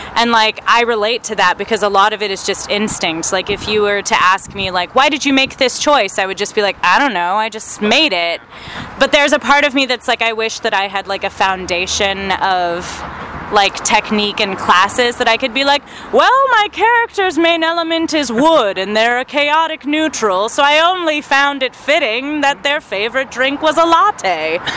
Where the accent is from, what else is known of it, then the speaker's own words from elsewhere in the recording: Arkansas, United States; now in Phoenix, United States; I grew up in Arkansas